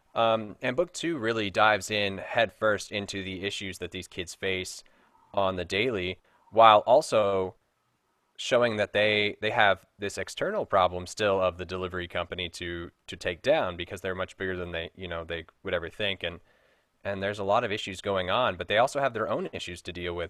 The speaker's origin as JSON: {"language": "English", "town": "Frankfort", "region": "Kentucky", "country": "United States", "tie": "born or raised there", "moved": "yes", "said": "I'm originally from Frankfort, Kentucky"}